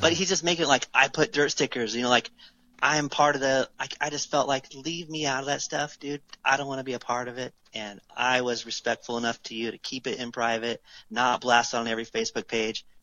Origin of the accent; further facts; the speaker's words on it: United States; I'm an American